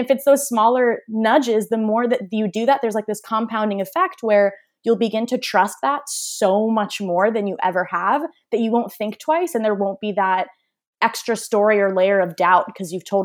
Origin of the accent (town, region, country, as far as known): Armenia